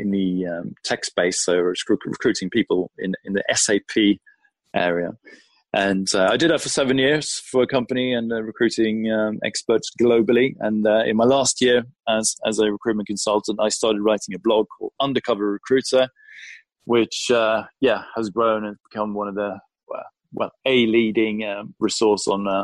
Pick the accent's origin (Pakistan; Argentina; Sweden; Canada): Sweden; moved away as an adult; now in London, United Kingdom; I'm originally from Sweden. I was brought up in Sweden.